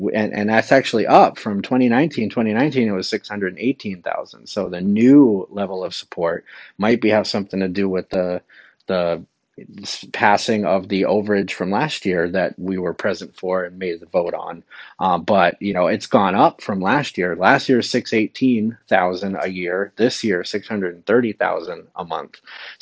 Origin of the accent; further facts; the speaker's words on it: New England, United States; also born or lived in Florida / Wilton, New Hampshire; I'm a New England boy.